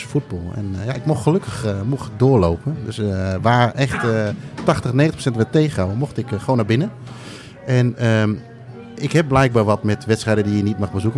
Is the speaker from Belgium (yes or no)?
no; Indonesia; moved away; ik ben geboren in Indonesië